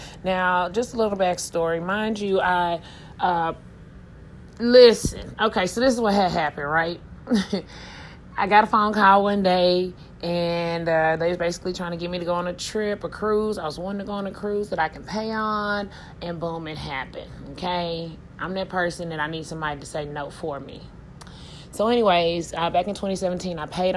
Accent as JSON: {"language": "English", "town": "Tulsa", "region": "Oklahoma", "country": "United States", "said": "I'm from Tulsa, Oklahoma. North side, to be exact."}